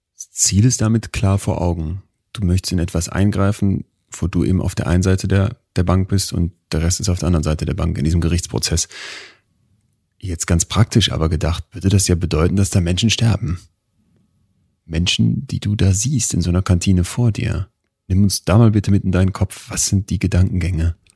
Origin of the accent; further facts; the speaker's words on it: Münster, North Rhine-Westphalia, Germany; ich komme aus Münster